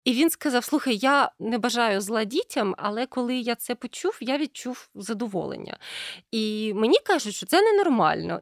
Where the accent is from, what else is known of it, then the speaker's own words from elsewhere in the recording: Ukraine; коли я росла в Україні в 90-х